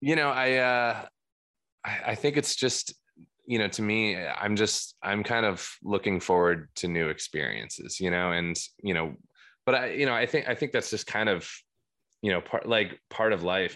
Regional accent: Cream Ridge, New Jersey, United States; I grew up in, uh, Cream Ridge. It's the, uh, creamiest ridge that, uh, New Jersey has to offer

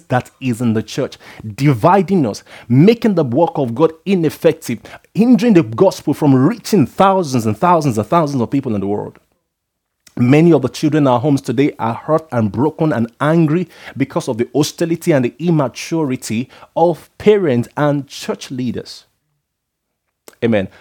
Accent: Nigeria; being a Nigerian

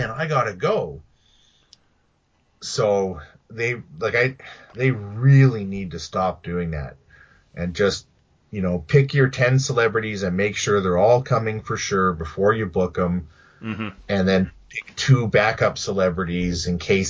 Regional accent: Saskatoon, Saskatchewan, Canada; I have a show in my hometown of Saskatoon

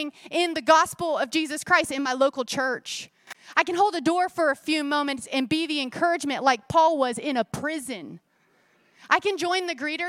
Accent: Florida, United States; I grew up in Florida at the Itchituckney River

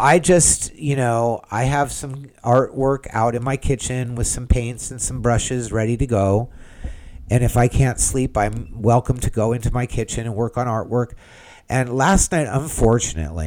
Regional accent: California, United States; now in Central Florida, United States; I'm from California

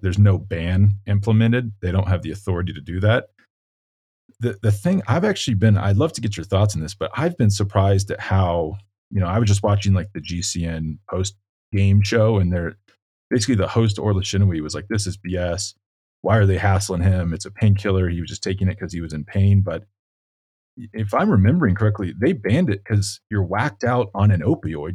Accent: Colorado, United States; my home state

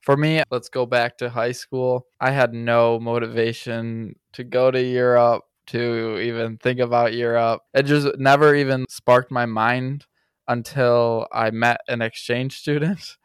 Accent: Grand Rapids, Michigan, United States; moved away as an adult; now in Stuttgart, Germany; I am from Grand Rapids, Michigan

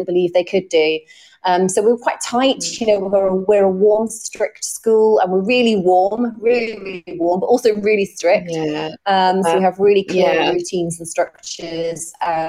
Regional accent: Corby, East Midlands, United Kingdom; I'm from Corby in Northamptonshire, and the school where I'm currently the head teacher is Lodge Park Academy in Corby, so it's in my hometown

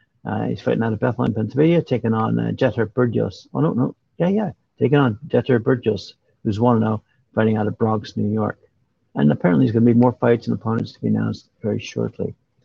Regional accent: Uzbekistan; English is a second language; now in Detroit, United States; I grew up in Uzbekistan, but my career started here. I love Detroit.

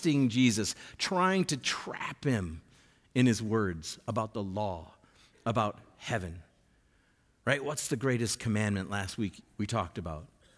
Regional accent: Bismarck, North Dakota, United States; I grew up here in Bismarck

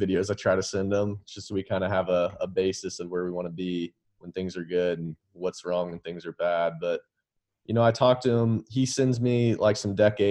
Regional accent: Dallas, Texas, United States; also born or lived in Lexington, Kentucky / West Palm Beach, Florida; We grew up in Dallas together.

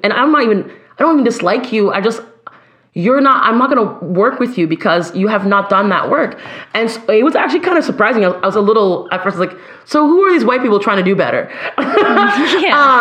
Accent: Ottawa, Ontario, Canada; I'm Canadian.

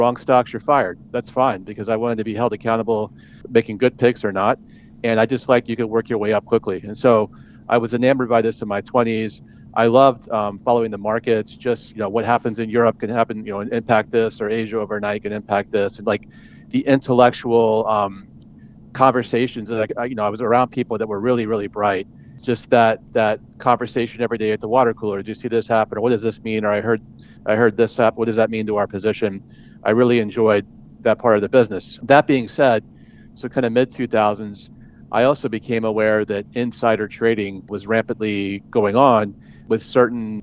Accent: Atlanta, Georgia, United States; moved away as an adult; also born or lived in Pennsylvania; I grew up in Georgia in the Atlanta suburbs.

